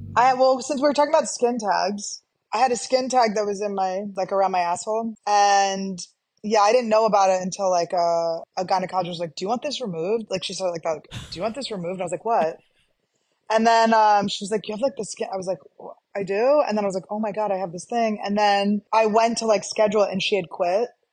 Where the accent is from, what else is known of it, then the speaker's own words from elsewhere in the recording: United States; Americans are s, we're so disgusting